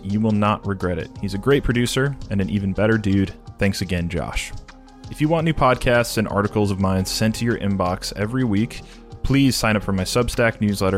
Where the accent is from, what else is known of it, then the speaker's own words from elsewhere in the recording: New Mexico, United States; also born or lived in Los Angeles; now in Manhattan, United States; I'm not from New York, so from New Mexico on the West Coast, Southwest.